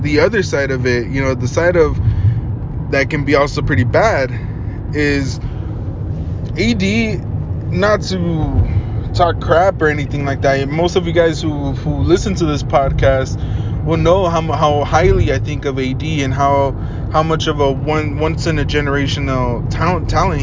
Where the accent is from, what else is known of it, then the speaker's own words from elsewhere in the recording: Las Vegas, Nevada, United States; my hometown in Las Vegas